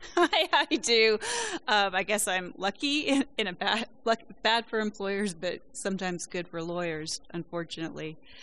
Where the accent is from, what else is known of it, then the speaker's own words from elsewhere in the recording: West Virginia, United States; I'm from West Virginia